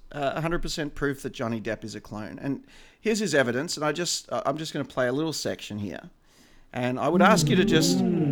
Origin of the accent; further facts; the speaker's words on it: Australia